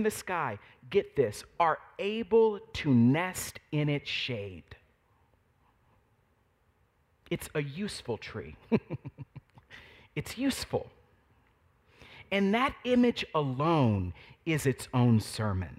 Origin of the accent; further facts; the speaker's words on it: Fort Worth, Texas, United States; I grew up in Fort Worth, Texas